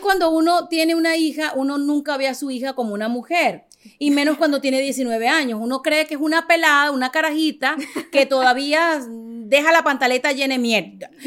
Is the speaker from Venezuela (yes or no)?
yes; Caracas, Capital District, Venezuela; moved away as an adult; now in United States; yo soy venezolana, nacida en Caracas